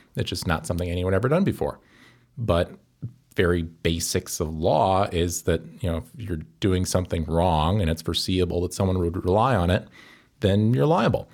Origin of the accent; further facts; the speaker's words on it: Evansville, Wisconsin, United States; moved away as an adult; also born or lived in Saint Paul, Minnesota; now in Chicago, United States; I'm from Evansville, Wisconsin. Uh, it's a town of about three thousand people near Madison